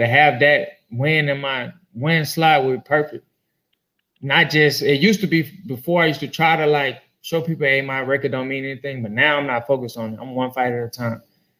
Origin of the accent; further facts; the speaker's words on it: Houston, Texas, United States; Yeah, I'm from